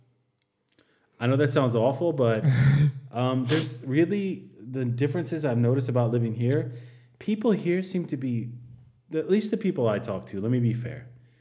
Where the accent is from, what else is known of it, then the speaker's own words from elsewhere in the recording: the South, United States; also born or lived in Michigan / Florida; now in Germany; growing up in the South